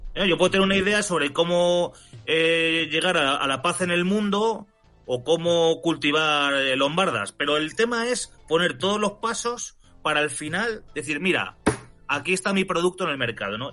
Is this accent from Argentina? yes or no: no; Spain; mi país